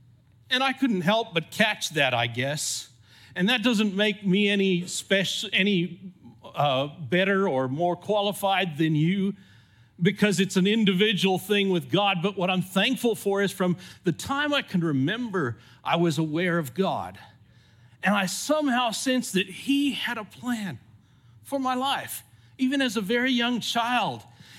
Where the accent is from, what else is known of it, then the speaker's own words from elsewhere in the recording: California, United States; accent: mixed; also born or lived in Zimbabwe; haven't got a purely South African accent. I grew up in California, though I was born in Zimbabwe. And so I kind of have a mixed up accent.